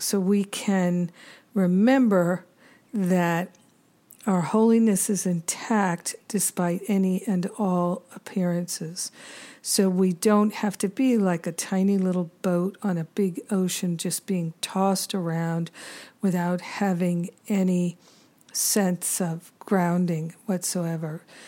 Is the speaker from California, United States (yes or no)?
no; Rhode Island, United States; moved away as an adult; also born or lived in Boston / Maine / New York City / Los Angeles; I grew up in Rhode Island.